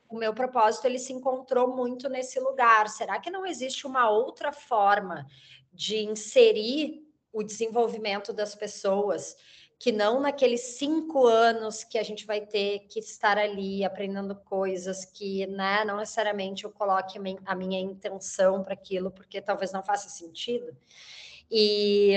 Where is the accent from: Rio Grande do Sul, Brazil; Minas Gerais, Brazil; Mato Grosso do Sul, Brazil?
Rio Grande do Sul, Brazil; accent: gaúcho; moved away as an adult; also born or lived in Rio de Janeiro; now in São Paulo, Brazil; sou gaúcha, tenho 38 anos o sotaque continua bem carregado, mas eu já saí do Rio Grande do Sul faz mais de 10 anos